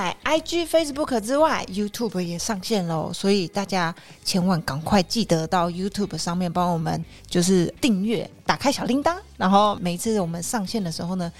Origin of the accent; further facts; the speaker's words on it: Taiwan; 我觉得身为台湾人都不一定知道这么多中医的事情